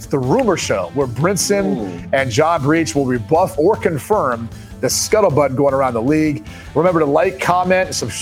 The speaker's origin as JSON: {"language": "English", "town": "Columbus", "region": "Ohio", "country": "United States", "tie": "born or raised there", "said": "growing up in Columbus, Ohio"}